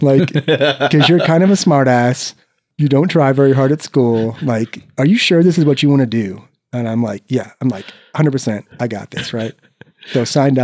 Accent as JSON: {"language": "English", "town": "Cedar Falls", "region": "Iowa", "country": "United States", "tie": "born or raised there", "also_born_or_lived": "Waterloo, Iowa", "moved": "as an adult", "said": "my hometown, Cedar Falls, Iowa"}